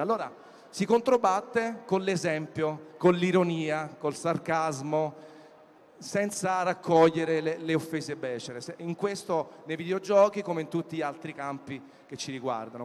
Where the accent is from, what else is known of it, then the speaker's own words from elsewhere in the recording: Naples, Campania, Italy; Io sono napoletano come tanti di voi